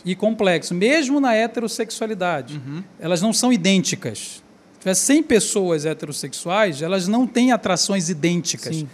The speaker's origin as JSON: {"language": "Portuguese", "town": "Belém", "region": "Pará", "country": "Brazil", "said": "eu sou do Pará, eu sou de Belém do Pará"}